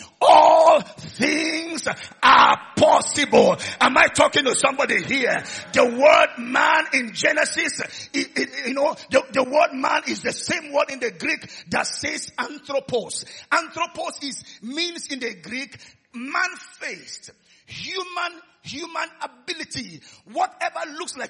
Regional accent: Oron, Akwa Ibom, Nigeria; I'm from Oron in Akwa Ibom State

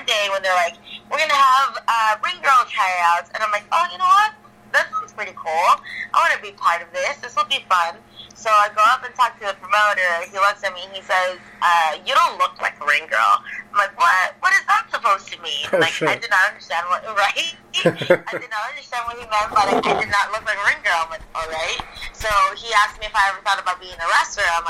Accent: Ciudad Juarez, Chihuahua, Mexico; moved away; also born or lived in El Paso, Texas / Chicago; I actually grew up in Ciudad Juarez, in Mexico.

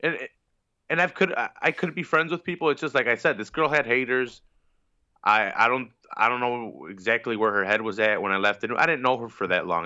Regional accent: Chicago, Illinois, United States; I'm from Chicago.

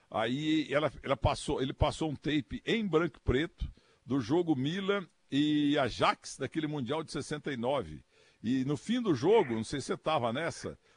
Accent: Portugal; sem falar italiano, eu não falo nada, sou português

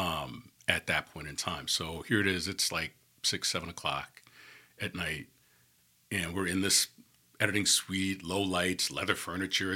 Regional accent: New York City, New York, United States; moved away as an adult; also born or lived in Atlanta, Georgia; now in Birmingham, United States; growing up in New York

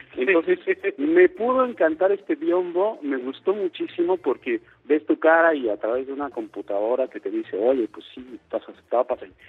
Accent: Mexico; somos los mexicanos

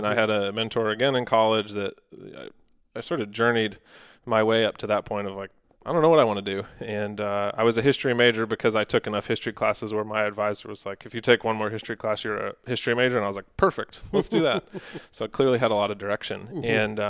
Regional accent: New England, United States; So I grew up in New England, in Massachusetts, in Connecticut, on a small family farm, and came to the outdoors through that. Grew up deer hunting.

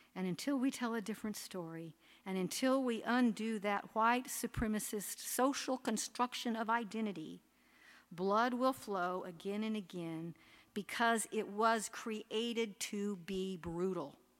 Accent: Oklahoma, United States; moved away; I grew up in Oklahoma

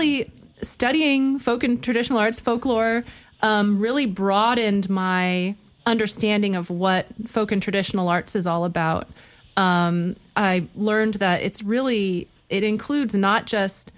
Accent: northern Indiana, United States; moved away as an adult; also born or lived in Chicago, Illinois / Michigan / Japan; Was born in Chicago, raised in a small community in northern Indiana

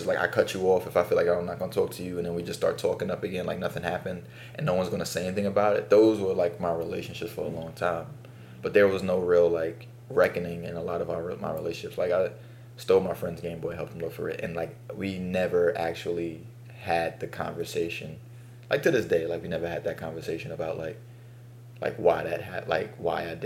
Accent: New York City, New York, United States; as a black kid growing up in Bed-Stuy

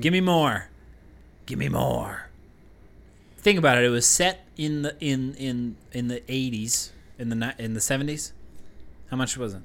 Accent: Westford, Massachusetts, United States; moved away; we grew up in Massachusetts

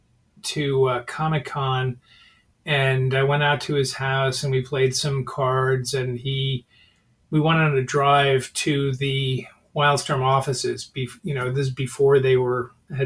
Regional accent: New York, United States; moved away as an adult; I'm a New Yorker

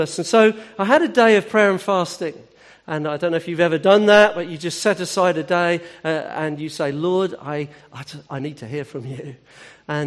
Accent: Hampshire, South East England, United Kingdom; I'm from Hampshire.

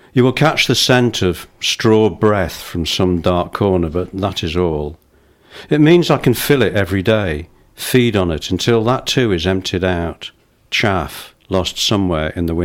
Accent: Wales, United Kingdom; I mean, I'm Welsh and I'm thinking, why hasn't he got a Welsh voice?

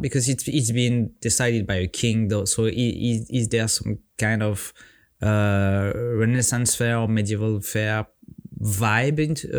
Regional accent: Auvergne-Rhône-Alpes, France; Don't underestimate me. I'm from the French Alps and it's cold here as well. Not as cold as Norway, for sure.

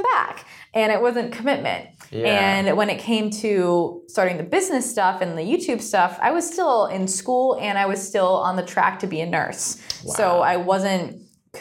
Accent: Rhode Island, United States; moved away as an adult; also born or lived in Los Angeles; I'm from Rhode Island, small state.

